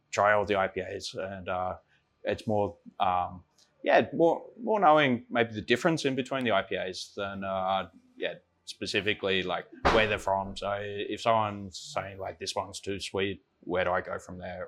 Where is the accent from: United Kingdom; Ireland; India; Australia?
Australia; Sydney, New South Wales; moved away as an adult; also born or lived in Copenhagen, Denmark; now in Denmark; from Australia, uh, from Sydney, and uh, moved over here in 2006